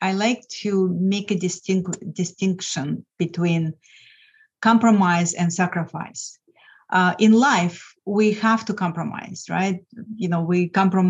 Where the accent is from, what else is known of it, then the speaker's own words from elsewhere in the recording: Lithuania; English is a second language; moved away as an adult; now in United States; I'm originally from Lithuania